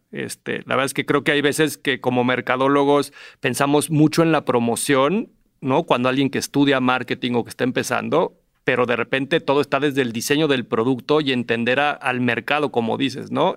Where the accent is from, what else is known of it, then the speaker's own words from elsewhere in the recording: Mexico; como mexicanos